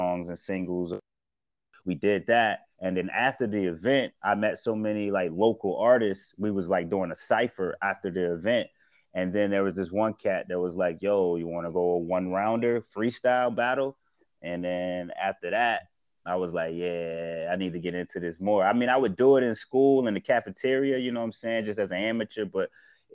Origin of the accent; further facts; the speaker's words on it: Syracuse, New York, United States; also born or lived in Atlanta, Georgia; I was born actually in Atlanta, and then I moved to Syracuse. And then when I moved to Syracuse, it was on the west side of Syracuse